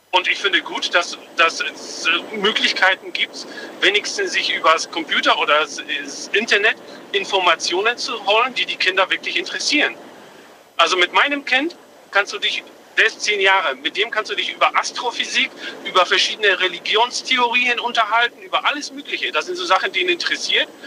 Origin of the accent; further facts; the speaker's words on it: Lindau, Bavaria, Germany; eigentlich aus Lindau, bin aber quer durch Deutschland gerade unterwegs. Lindau am Bodensee.